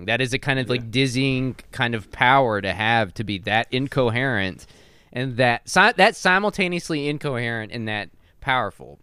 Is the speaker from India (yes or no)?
no; Texas, United States; I'm from Texas